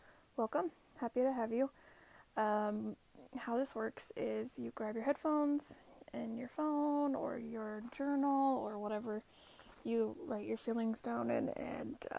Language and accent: English; Utah, United States; I'm from Utah. I don't say my T's all the time.